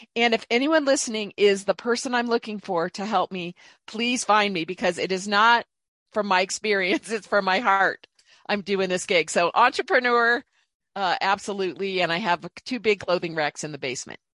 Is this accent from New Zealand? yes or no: no; Indianapolis, Indiana, United States; moved away as an adult; also born or lived in Dallas, Texas; I grew up in Indianapolis, Indiana mostly, and then went to a state school in Indiana, Purdue University